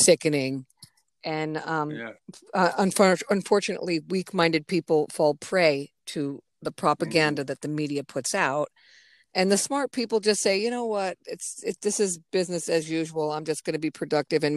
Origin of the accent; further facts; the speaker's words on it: New England, United States; moved away; also born or lived in Berlin; I'm a New Englander. You know, I'm from New England